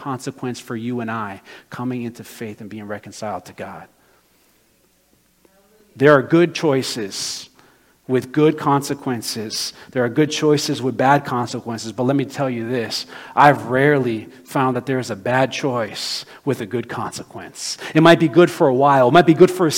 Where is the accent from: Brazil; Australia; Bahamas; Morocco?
Brazil; moved away; my home country of Brazil